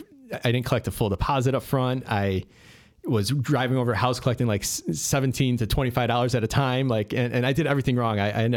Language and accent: English; Addison, Illinois, United States; I grew up in the Western suburbs in Addison.